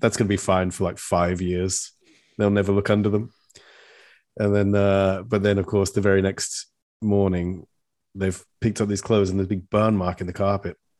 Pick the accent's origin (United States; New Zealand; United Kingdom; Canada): United Kingdom; England; accent: British; an English person